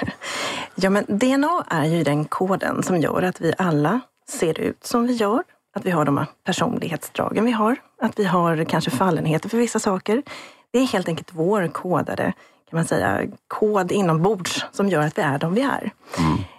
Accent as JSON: {"language": "Swedish", "country": "Sweden", "said": "jag som svensk forskare"}